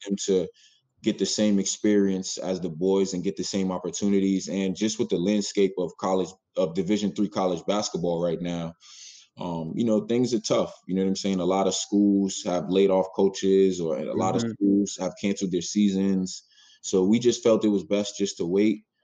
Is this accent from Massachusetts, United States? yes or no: yes; Boston, Massachusetts, United States; I'm a kid from Roxbury